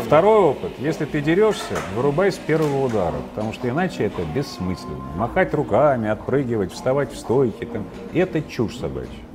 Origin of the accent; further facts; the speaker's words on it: Moscow, Russia; Я вырос в Чертанове